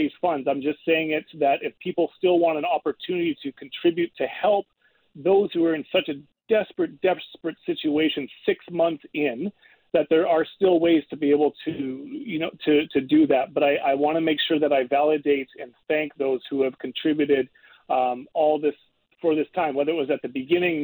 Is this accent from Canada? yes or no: yes; Canada; I'm Canadian